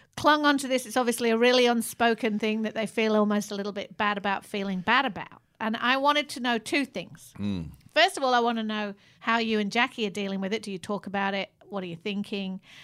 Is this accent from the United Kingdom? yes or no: yes; Manchester, North West England, United Kingdom; moved away as an adult; also born or lived in London; I was moving from Manchester to go to uni in London.